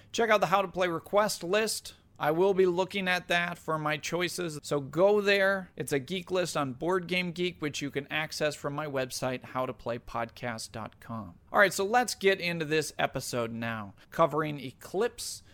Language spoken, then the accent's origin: English; New York, United States; my home state of New York